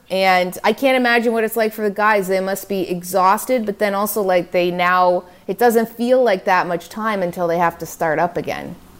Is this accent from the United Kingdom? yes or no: no; Canada; also born or lived in Manhattan, New York; now in New York, United States; as a Canadian in the States